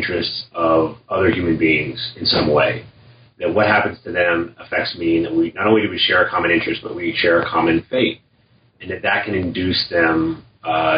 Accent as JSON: {"language": "English", "region": "California", "country": "United States", "moved": "yes", "lives_now": "Madison, United States", "said": "I come from California, but I've lived in a variety of places"}